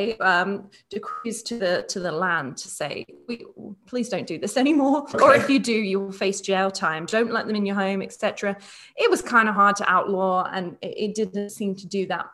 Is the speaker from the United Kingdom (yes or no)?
yes; United Kingdom